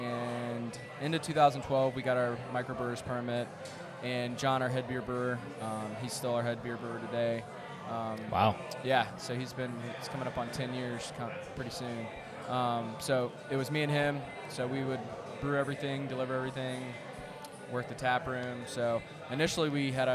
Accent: Charlotte, North Carolina, United States; I'm from Charlotte, living in Charlotte, working in Charlotte

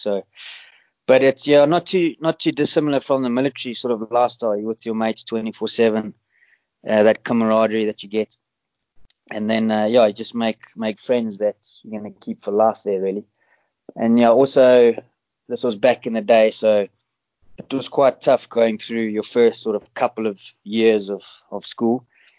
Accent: Johannesburg, Gauteng, South Africa; moved away as an adult; also born or lived in United Kingdom; born and raised in South Africa, I grew up in Johannesburg

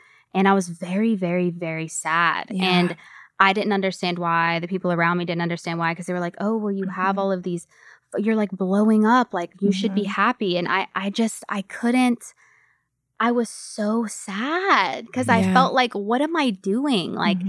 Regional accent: Louisiana, United States; I'm from Louisiana. So I'm, you know, across the country from everyone I've ever known in my whole entire life.

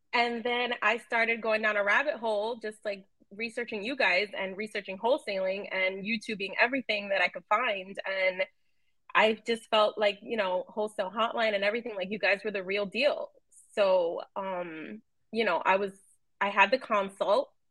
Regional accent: New York City, New York, United States; somebody I grew up with in New York City

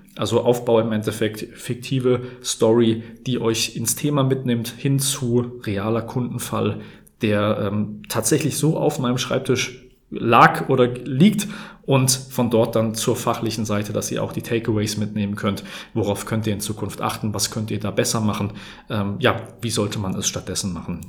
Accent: Hesse, Germany; ich komme aus dem Gebiet Bergstraße, aus der schönen Bergstraße kann man sagen

